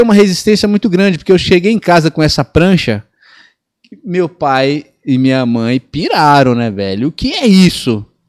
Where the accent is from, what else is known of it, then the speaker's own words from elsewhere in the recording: Ilhéus, Bahia, Brazil; now in São Paulo, Brazil; eu nasci em Piauí, no sertão da Bahia. A minha mãe é, foi em busca de uma vida melhor é, comigo e com meu irmão, e a gente foi parar em Olivença ali